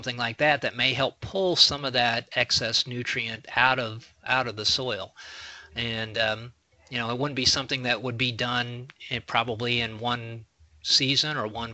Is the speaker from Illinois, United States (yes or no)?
yes; Mason County, Illinois, United States; where I grew up in Mason County, it was on sand